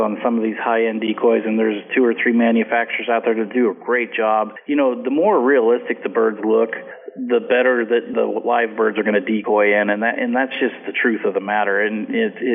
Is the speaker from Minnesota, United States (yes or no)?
no; Willamette Valley, Oregon, United States; I grew up in the Willamette Valley here, where we had filbert orchards on the edges of our sloughs on the farm